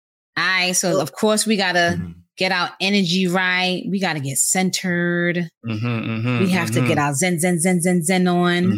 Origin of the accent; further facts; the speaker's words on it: New York City, New York, United States; You know I hail from Co-op City, Section 5. Don't ever zone my shit. I represent everything Bronx. It's BX all day, every day.